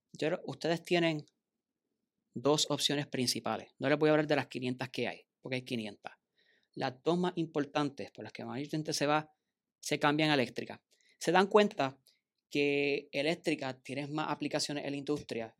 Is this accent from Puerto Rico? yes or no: yes; Bayamón, Puerto Rico; also born or lived in Mayagüez; yo vengo de Bayamón